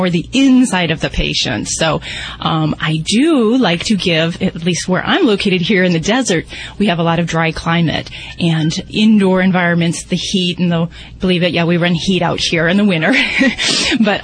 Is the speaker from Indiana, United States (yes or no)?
yes; Indiana, United States; And I'm from Indiana